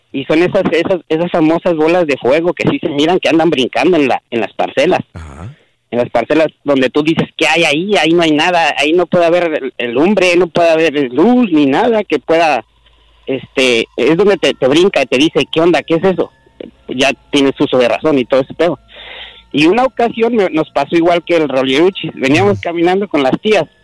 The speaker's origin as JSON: {"language": "Spanish", "town": "Toluca", "region": "State of Mexico", "country": "Mexico", "tie": "born or raised there", "also_born_or_lived": "Aguacaliente, Michoacán", "said": "yo nací ahí, pero crecí toda la vida en Toluca."}